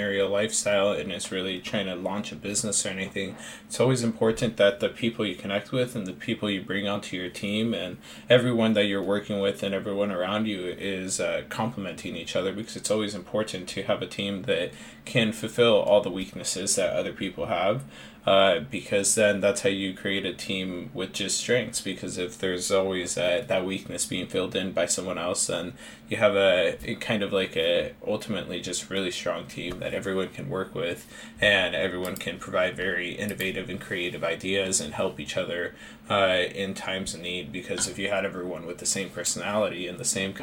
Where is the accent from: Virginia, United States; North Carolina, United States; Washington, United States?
Washington, United States; Seattle; I'm born and raised in Seattle. I grew up here with a lower income family.